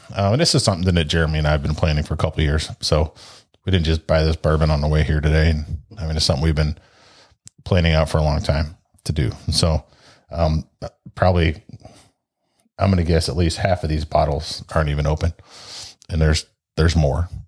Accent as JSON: {"language": "English", "town": "St. Louis", "region": "Missouri", "country": "United States", "tie": "born or raised there", "also_born_or_lived": "Ashtabula, Ohio", "said": "Since fourth grade, my dad worked for the railroad and, uh, it was basically moved to Saint Louis or you're unemployed, so here we are."}